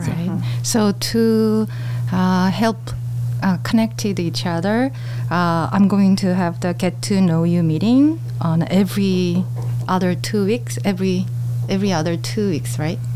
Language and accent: English; Seoul, South Korea; English is a second language; moved away as an adult; also born or lived in China / United States; now in Daegu, South Korea; I am from Korea, so I was born in Korea, and I left Korea to live in China um, when I was 27